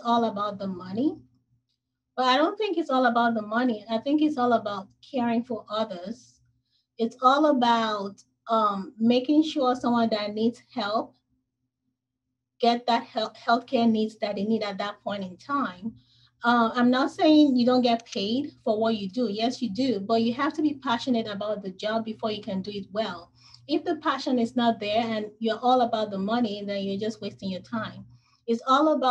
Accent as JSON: {"language": "English", "country": "Nigeria", "tie": "born or raised there", "moved": "as an adult", "lives_now": "United States", "said": "I was born in Nigeria"}